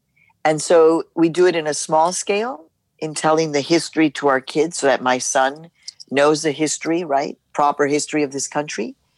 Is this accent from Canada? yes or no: no; Mexico; now in United States; I was born in Mexico. I'm a proud Mexican woman, immigrant woman. I'm an American citizen now.